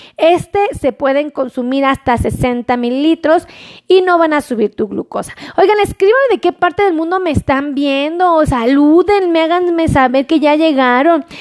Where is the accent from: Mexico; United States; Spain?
Mexico; todos los que somos mexicanos